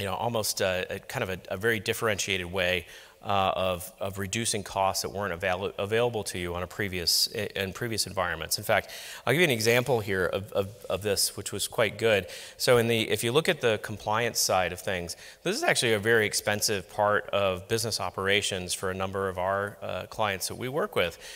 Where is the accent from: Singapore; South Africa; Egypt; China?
Singapore; I'm actually from Singapore, working at a bank in Singapore